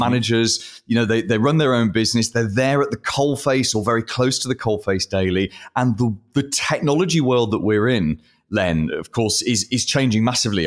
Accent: United Kingdom; I'm British

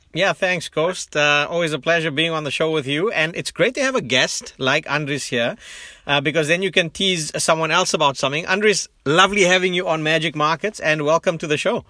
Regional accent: South Africa; moved away; as a South African who lives globally

